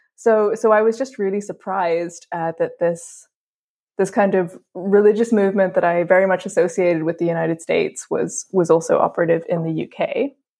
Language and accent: English; Dublin, Leinster, Ireland; moved away; also born or lived in England; I'm from Ireland, uh, where the majority of schools are actually connected to, to the Catholic Church